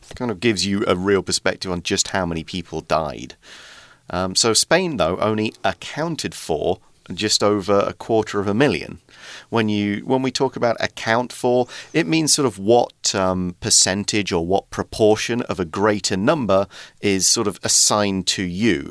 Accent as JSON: {"language": "English", "country": "United Kingdom", "moved": "yes", "lives_now": "Taiwan", "said": "I'm British because uh, I'm from the UK"}